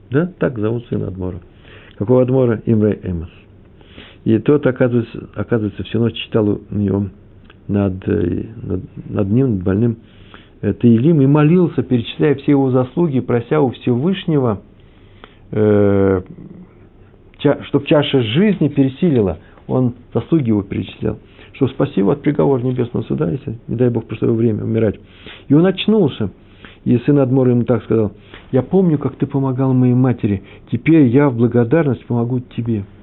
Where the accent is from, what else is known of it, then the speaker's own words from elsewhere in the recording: Kyiv, Ukraine; А вообще-то Киев, мой родной город, там все детство провел, все летние месяца в родни, на Подоле я жил.